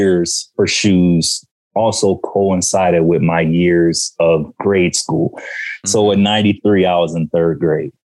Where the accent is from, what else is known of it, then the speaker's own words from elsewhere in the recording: Sandusky, Ohio, United States; moved away; also born or lived in Virginia; I grew up in Ohio